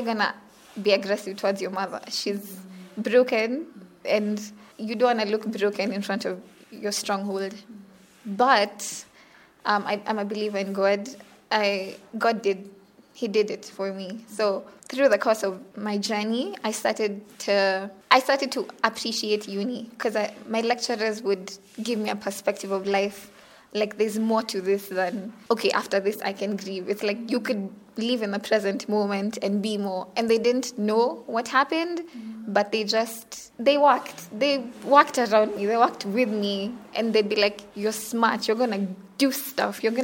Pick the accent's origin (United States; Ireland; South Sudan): South Sudan; Western Equatoria; I come from South Sudan. In like Zandit, Western Equatoria.